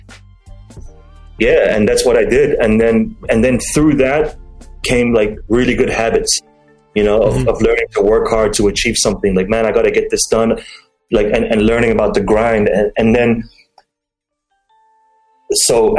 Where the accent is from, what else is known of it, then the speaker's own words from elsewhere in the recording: Dubai, United Arab Emirates; I'm from Dubai